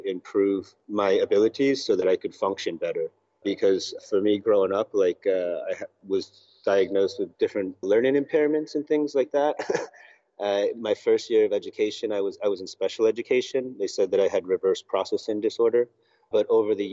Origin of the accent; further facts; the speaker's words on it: United States; now in Argentina; I grew up in the United States, but my family is from the UK